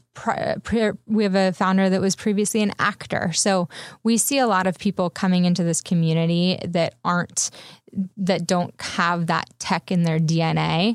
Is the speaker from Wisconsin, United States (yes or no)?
no; San Diego, California, United States; also born or lived in Bay Area; now in Los Angeles, United States; I'm originally from San Diego